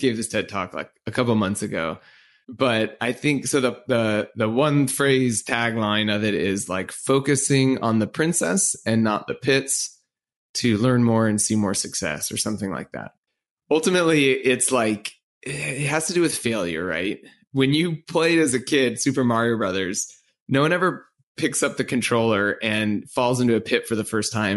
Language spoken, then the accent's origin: English; Orange County, California, United States; moved away; I grew up in Orange County on the West Coast